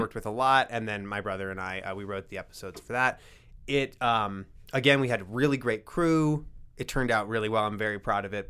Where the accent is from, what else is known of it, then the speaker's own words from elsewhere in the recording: Rapid City, South Dakota, United States; I grew up in Rapid City